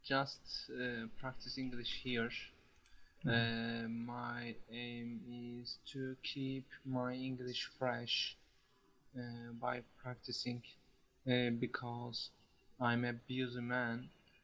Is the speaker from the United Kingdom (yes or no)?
no; Turkey; English is a second language; Yes, I'm from Turkey.